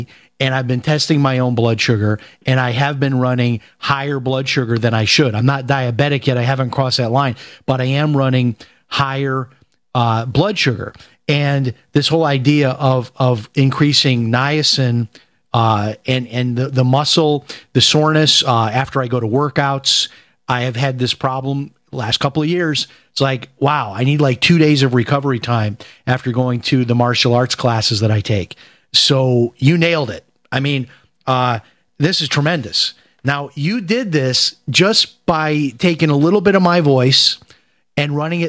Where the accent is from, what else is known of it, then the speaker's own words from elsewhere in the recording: Chicago, Illinois, United States; And my cousin, who I grew up with in Chicago, my same age, he's now on diabetic medicine.